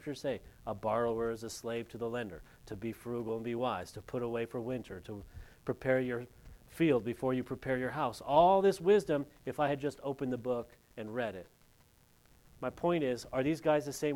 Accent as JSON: {"language": "English", "region": "California", "country": "United States", "moved": "yes", "said": "I'm from California public school"}